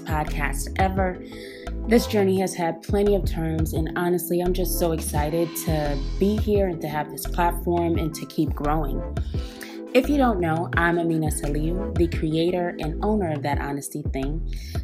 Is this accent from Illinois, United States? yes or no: no; Oakland, California, United States; now in Brooklyn, United States; I'm from Oakland, California. I am currently living in Brooklyn, New York